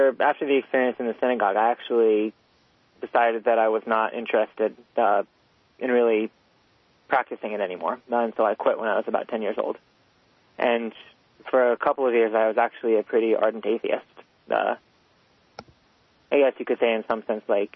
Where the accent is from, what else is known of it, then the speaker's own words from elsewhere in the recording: New York City, New York, United States; I'm from New York City, and I grew up in a pretty liberal Jewish home